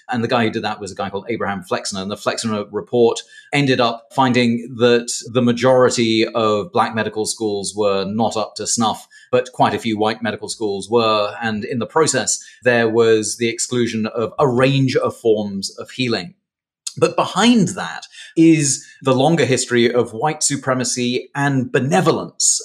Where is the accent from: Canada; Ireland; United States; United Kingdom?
United Kingdom; England; accent: posh; moved away; my folks met in Britain, and now I'm here.